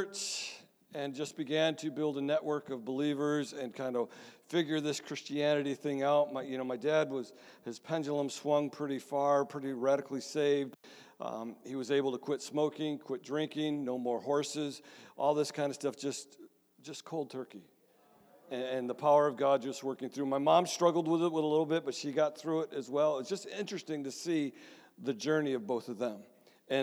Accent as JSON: {"language": "English", "town": "Mount Morris", "country": "United States", "tie": "born or raised there", "also_born_or_lived": "Michigan", "moved": "yes", "said": "the church I grew up in Mount Morris"}